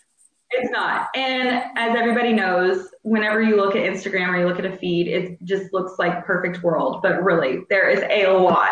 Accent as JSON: {"language": "English", "town": "New Orleans", "region": "Louisiana", "country": "United States", "tie": "born or raised there", "said": "I was born in New Orleans"}